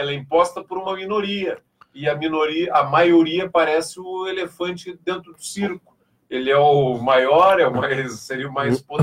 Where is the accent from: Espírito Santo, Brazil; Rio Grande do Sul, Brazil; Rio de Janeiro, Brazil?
Rio Grande do Sul, Brazil; é porque, não, eu sou gaúcho urbano, né?